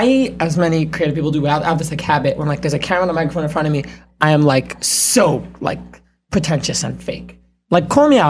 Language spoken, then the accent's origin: English; New York City, New York, United States; So I am coming from Flatbush. I was in the Mir Yeshiva on Ocean Parkway.